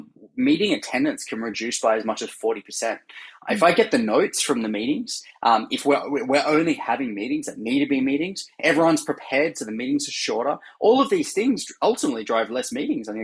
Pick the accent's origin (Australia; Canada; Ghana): Australia; now in San Francisco, United States; I'm originally Australian, as you can hear, and now based in San Francisco